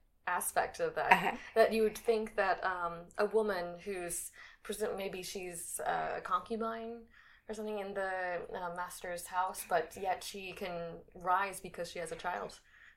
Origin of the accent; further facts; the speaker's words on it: United States; I'm also an American